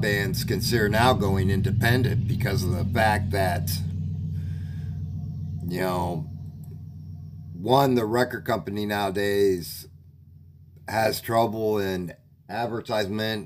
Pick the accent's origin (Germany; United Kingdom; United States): United States; Ohio; I'm from Ohio.